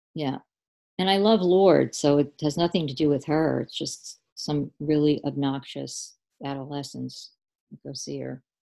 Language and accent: English; Long Island, New York, United States; now in St. Augustine, United States; born and raised on Long Island